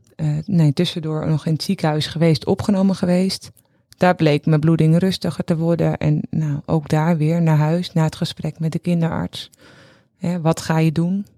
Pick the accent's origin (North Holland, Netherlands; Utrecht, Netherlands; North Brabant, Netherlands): North Holland, Netherlands; Castricum; wij komen uit Castricum